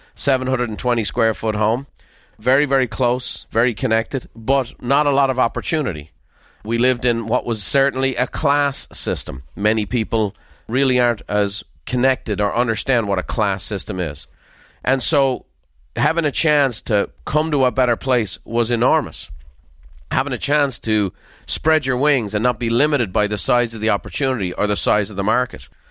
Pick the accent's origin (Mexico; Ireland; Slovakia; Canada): Ireland; moved away as an adult; now in United States; I'm Irish through and through by sense and sensibility